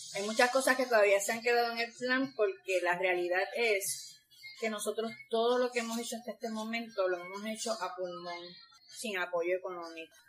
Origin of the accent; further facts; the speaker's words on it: Guayama, Puerto Rico; Yo no soy de Arroyo, yo soy de Guayama.